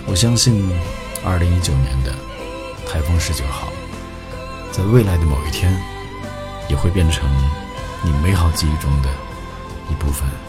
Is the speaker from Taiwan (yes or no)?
no; a small city in western Inner Mongolia, China; now in Japan; 我出生在内蒙古西部的一个小城市，啊，那边没有草原，也没有骑马上学